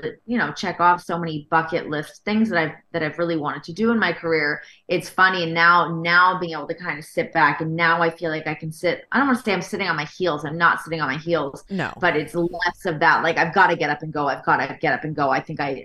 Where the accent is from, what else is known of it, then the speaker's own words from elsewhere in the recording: Canada; moved away as an adult; also born or lived in Toronto / Los Angeles; as a Canadian